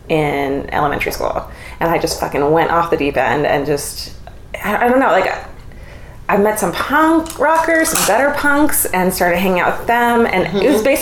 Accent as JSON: {"language": "English", "town": "Irvine", "region": "California", "country": "United States", "tie": "born or raised there", "said": "I was raised in Orange County, in Irvine, which is like the yuppiest, you know, waspiest part of Orange County."}